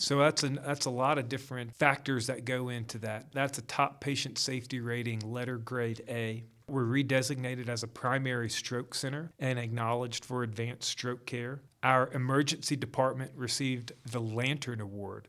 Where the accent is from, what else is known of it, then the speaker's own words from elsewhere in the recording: Gainesville, Georgia, United States; moved away as an adult; also born or lived in North Carolina; I am actually from Gainesville.